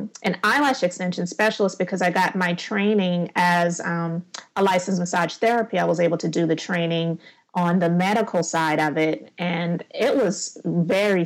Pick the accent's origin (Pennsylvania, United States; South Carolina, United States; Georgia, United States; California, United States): South Carolina, United States; Charleston; also born or lived in Summerville, South Carolina; I am in Somerville, South Carolina, and I'm from Charleston, which is just 30 minutes outside of the city. So I'm in South Carolina, born and raised